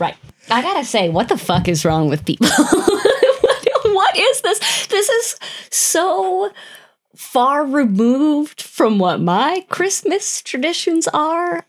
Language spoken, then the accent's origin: English; Wisconsin, United States; Growing up in Wisconsin, so many Germans.